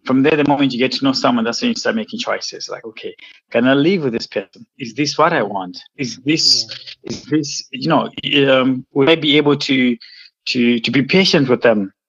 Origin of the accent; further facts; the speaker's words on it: Malawi; moved away as an adult; also born or lived in Zimbabwe / England; I was born in Zimbabwe, but I was raised in Malawi